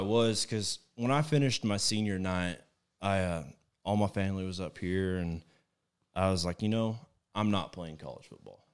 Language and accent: English; Plainview, Texas, United States; moved away as an adult; also born or lived in Weatherford, Texas; now in Dallas-Fort Worth, United States; I lived in Plainview pretty much since sixth grade all the way up until last February, I moved to the D F W area